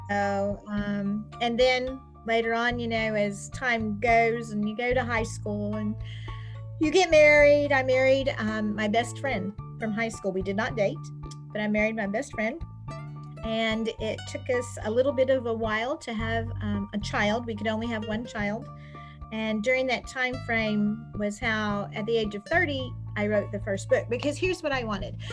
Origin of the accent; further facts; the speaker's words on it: Rooster Run, Kentucky, United States; I was born and raised in Rooster Run, Kentucky